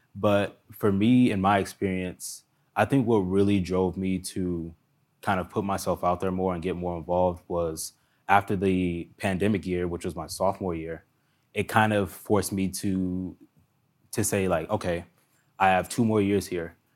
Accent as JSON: {"language": "English", "area": "Montgomery County", "region": "Maryland", "country": "United States", "tie": "born or raised there", "said": "I grew up in Montgomery County, Maryland"}